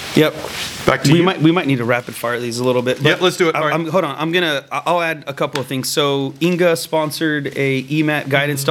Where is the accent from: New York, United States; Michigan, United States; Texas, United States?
Texas, United States; I was born and raised in Texas